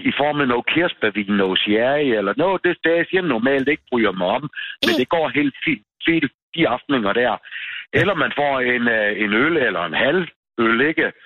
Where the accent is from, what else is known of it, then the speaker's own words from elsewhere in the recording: Southern Denmark, Denmark; accent: Ærø dialect; hvis man kommer ud fra den ende af øen, hvor jeg kommer fra, altså Brejninge, Søbyområdet